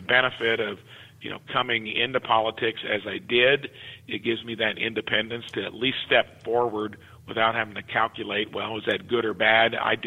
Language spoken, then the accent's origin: English; Jasper, Indiana, United States; growing up in Jasper, Indiana